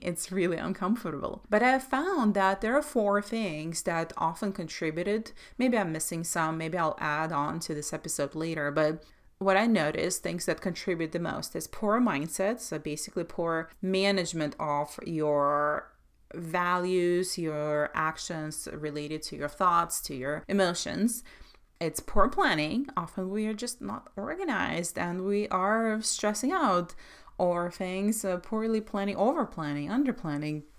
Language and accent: English; Belarus; moved away; I grew up in Soviet Russia, Soviet Belarus